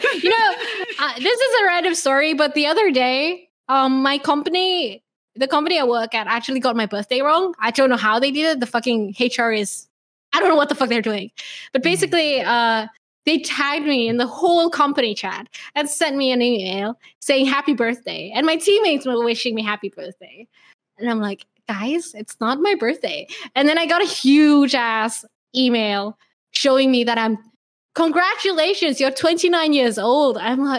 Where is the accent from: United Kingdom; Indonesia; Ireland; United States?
Indonesia; English is a second language; also born or lived in Sydney, Australia; I'm from Indonesia, which is fucking Asian. But I spent quite a huge part of my life in Australia, Sydney. I hung out with the ABCs there. It's how I got my accent